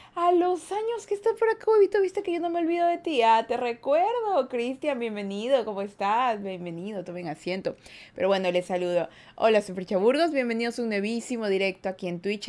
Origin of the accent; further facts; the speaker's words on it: Guayaquil, Guayas, Ecuador; Yo soy de Ecuador. De la mitad del mundo soy. O sea, no de Quito, Ecuador, sino soy de Guayaquil, Ecuador